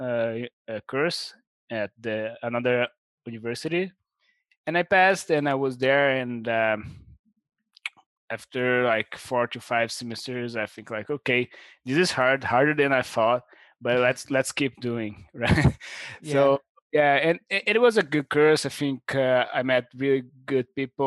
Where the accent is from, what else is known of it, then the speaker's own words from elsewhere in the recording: Brazil; I'm from Brazil.